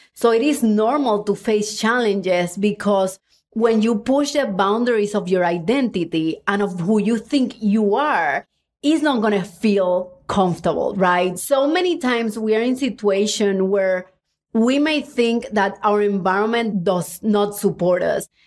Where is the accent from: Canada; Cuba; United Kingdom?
Cuba; now in United States; I was born in Cuba